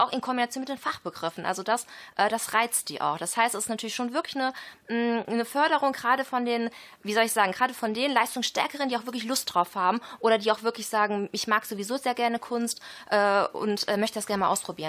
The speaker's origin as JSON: {"language": "German", "town": "Düsseldorf", "region": "North Rhine-Westphalia", "country": "Germany", "said": "ich bin aus Düsseldorf"}